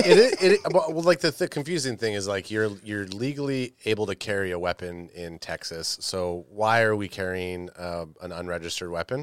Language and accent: English; Canada